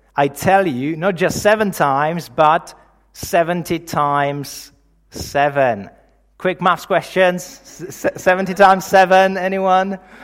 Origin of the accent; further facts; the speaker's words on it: Czechia; moved away; I'm originally from the Czech Republic, in case you're wondering about the accent